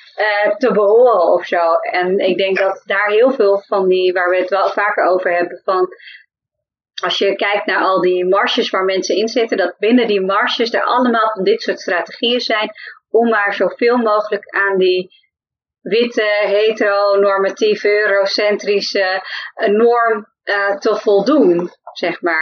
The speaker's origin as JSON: {"language": "Dutch", "region": "Friesland", "country": "Netherlands", "accent": "Frisian", "moved": "yes", "lives_now": "The Hague, Netherlands", "said": "ik kwam uit Friesland"}